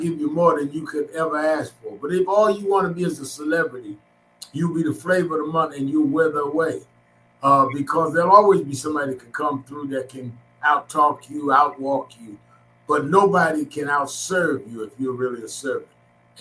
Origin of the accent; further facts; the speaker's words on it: New York, United States; I was born and raised in New York